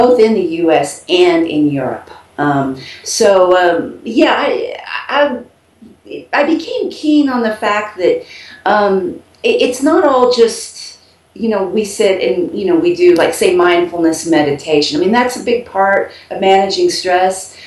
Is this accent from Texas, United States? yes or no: yes; Texas, United States; moved away as an adult; now in Cuenca, Ecuador; I'm actually from Texas